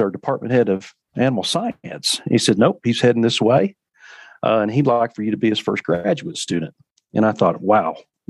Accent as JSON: {"language": "English", "region": "North Central Texas", "country": "United States", "tie": "born or raised there", "said": "I grew up in North Central Texas"}